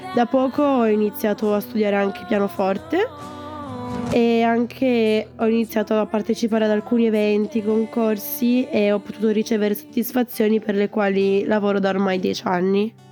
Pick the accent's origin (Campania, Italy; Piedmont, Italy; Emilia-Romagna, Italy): Piedmont, Italy; Turin; ho 15 anni e sono nata a Torino